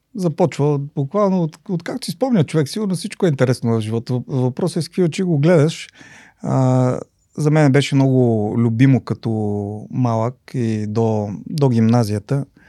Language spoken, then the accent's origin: Bulgarian; Lovech, Lovech Province, Bulgaria; also born or lived in Sofia; реално съм си израсъл в Ловеч